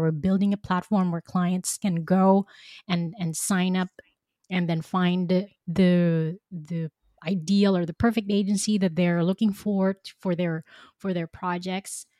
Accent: Philippines; moved away as an adult; now in Belgium; I grew up in the Philippines

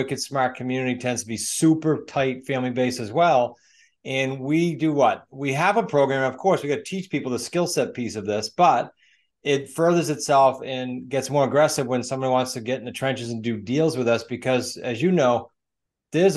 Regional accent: New England, United States; I'm from New England.

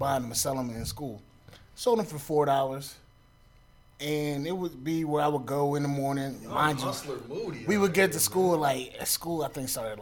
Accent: Trenton, New Jersey, United States; I grew up in Trenton, when I was in Trenton

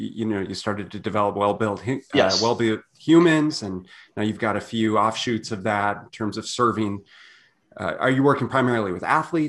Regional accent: Minneapolis, Minnesota, United States; also born or lived in St. Louis Park, Minnesota; I grew up in Minneapolis and St. Louis Park.

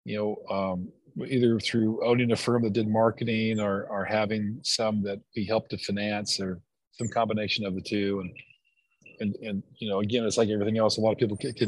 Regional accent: Greenville, South Carolina, United States; my hometown of Greenville, South Carolina

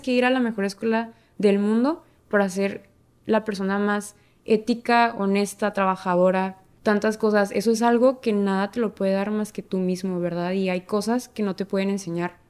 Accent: Ciudad Juárez, Chihuahua, Mexico; soy de México, vivo en la ciudad Juárez, Chihuahua, México y cruzo la frontera todos los días al Paso, Texas.

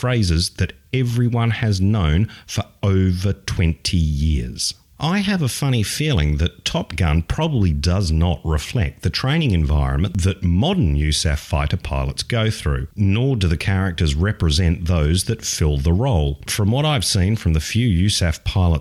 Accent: Australia; as an Australian

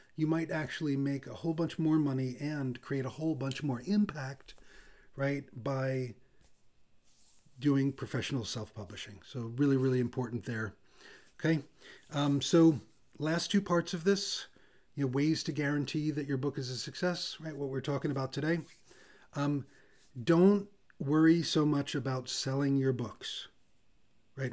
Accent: New York City, New York, United States; I'm from Brooklyn

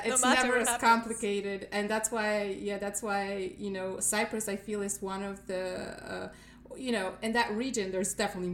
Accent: Wrocław, Lower Silesian Voivodeship, Poland; now in United States; I'm from Wrocław, it's in the western part

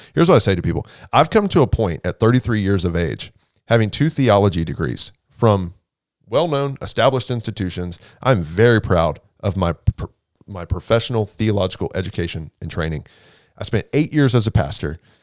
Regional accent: Houston, Texas, United States; also born or lived in Waco, Texas; I'm from Houston, born and raised in Houston

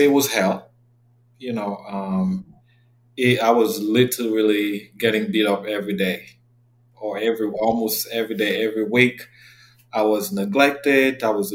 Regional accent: Yaoundé, Centre, Cameroon; moved away as an adult; now in United States; I am originally from Cameroon. I was born and raised in Yaoundé. I lived in Cameroon until the age of 19, and I relocated to the U.S.

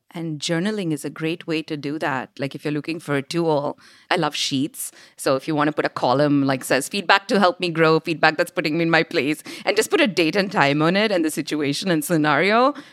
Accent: India; moved away; growing up in India as this little girl who loved engineering

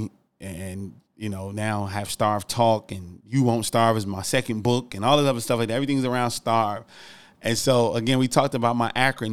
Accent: Newark, New Jersey, United States; I'm from Newark, New Jersey

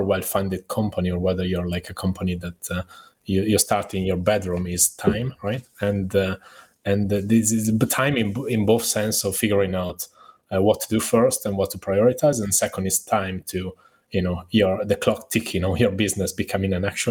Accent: Italy; I'm obviously Italian, right?

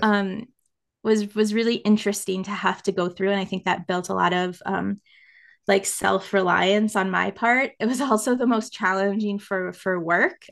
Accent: United States; accent: American; moved away as an adult; I am American

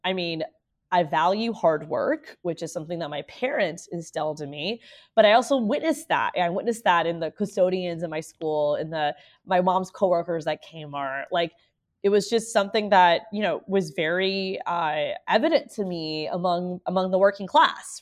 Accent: Orlando, Florida, United States; I'm born and raised in Orlando as the daughter of immigrants.

